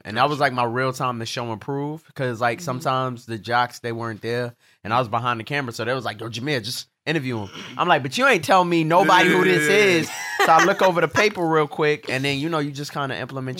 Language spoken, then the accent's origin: English; Brooklyn, New York, United States; I'm from Brooklyn.